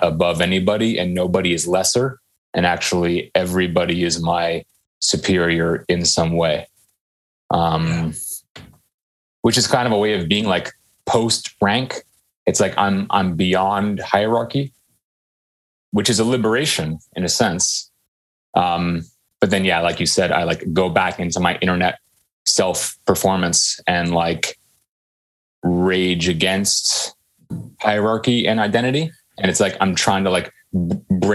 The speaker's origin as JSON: {"language": "English", "area": "Silicon Valley", "region": "California", "country": "United States", "tie": "born or raised there", "said": "I grew up in in Silicon Valley and in the 90s"}